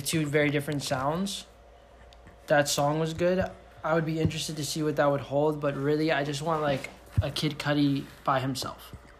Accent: the DMV, DC-Maryland-Virginia area, United States; now in Los Angeles, United States; From the DMV. Half black, half Puerto Rican.

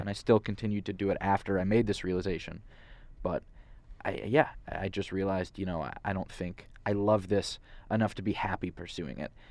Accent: Santa Monica, California, United States; moved away as an adult; also born or lived in Philadelphia; I'm from Santa Monica

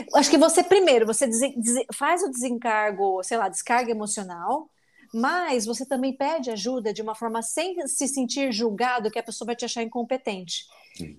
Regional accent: Brazil; moved away as an adult; Ser a única mulher latina nos ambientes é basicamente a minha vida desde que eu saí do Brasil

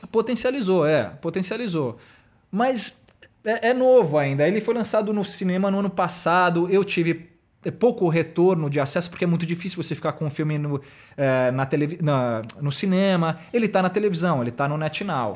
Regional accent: São Paulo, Brazil; eu sou aqui de São Paulo mesmo

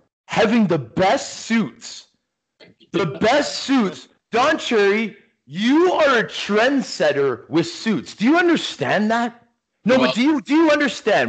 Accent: Toronto, Ontario, Canada; also born or lived in Mississauga / Rochester, New York; growing up, being a Canadian from Scarborough

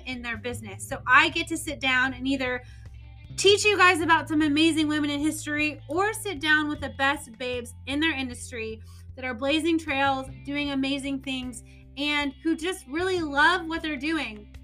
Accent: Indiana, United States; moved away; I'm originally from Indiana

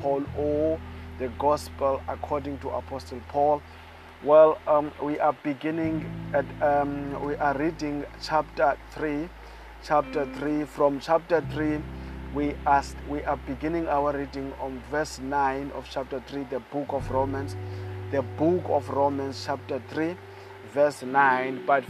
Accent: South Africa; I come all the way from South Africa

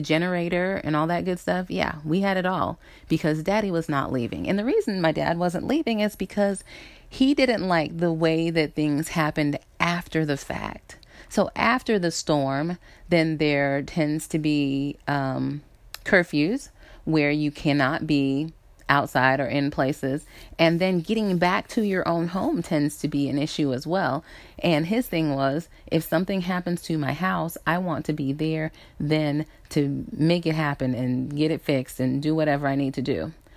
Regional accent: South Carolina, United States; moved away; I grew up in South Carolina

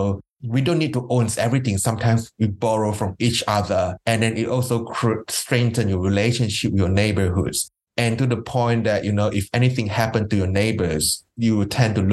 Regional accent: Malaysia; now in Melbourne, Australia; I grew up in Malaysia

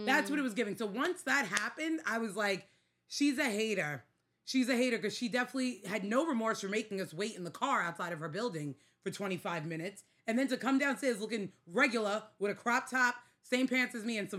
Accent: New York City, New York, United States; born or raised there

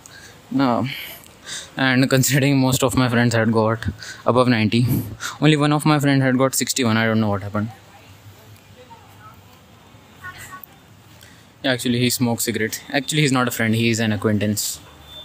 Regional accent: India; we have these board exams in 10th and 12th class in India

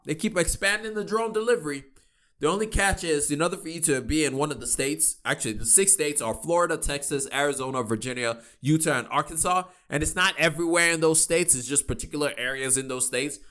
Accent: Nigeria; me being Nigerian

